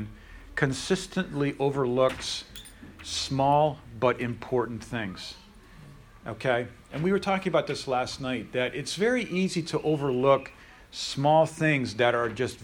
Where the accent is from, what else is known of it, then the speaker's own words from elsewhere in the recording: Pennsylvania, United States; I'm from Pennsylvania.